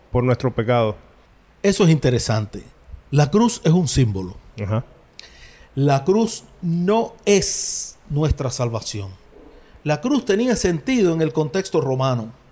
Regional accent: Cuba; los sufrimientos que tenemos hoy como cubanos

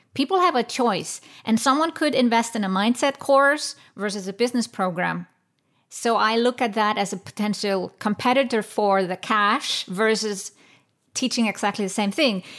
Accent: Iceland; I come from Iceland

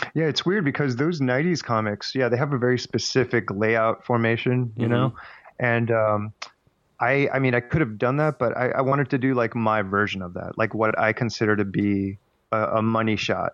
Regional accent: Miami, Florida, United States; moved away as an adult; now in New York, United States; I was raised in Miami, but as soon as I graduated, I just went.

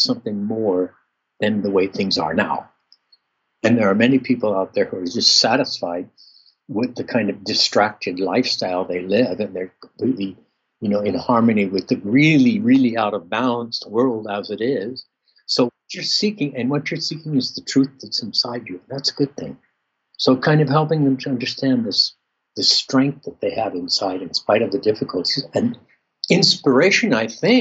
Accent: Southern California, United States; I grew up in Southern California without really any Christian element

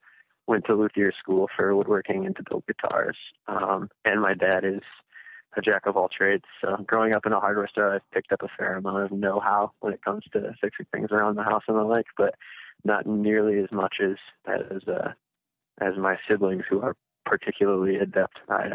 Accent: Midwest, United States; I'm from the Midwest and I'm talking to somebody on the coast, it makes me sound like I live in Lake Wobegon, but yeah, it's not so much the small, slow Midwestern life, but it's definitely not living in a massive metropolitan area.

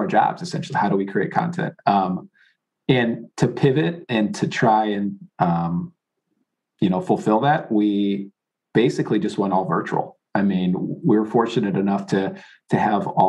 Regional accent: Chicago, Illinois, United States; moved away; I grew up in the Chicago area

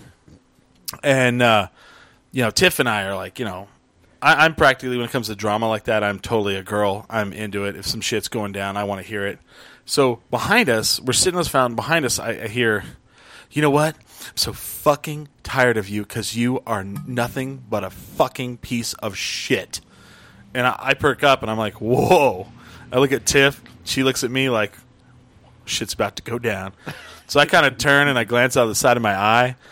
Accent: Albuquerque, New Mexico, United States; I was from Albuquerque

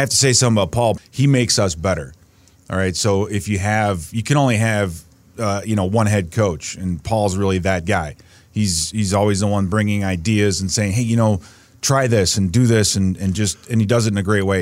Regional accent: Chicago, Illinois, United States; growing up in Chicago, listening to guys like, uh, you know, D, uh, Pierce Saul and Harry Carey

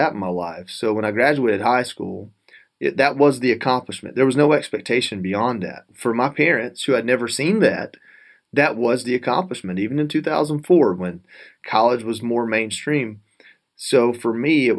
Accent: North Georgia, United States; growing up in North Georgia with not a lot of money

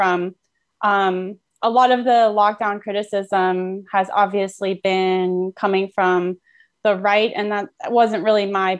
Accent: Oakland, California, United States; I'm based in Oakland, California for now. I'm also from Oakland, California.

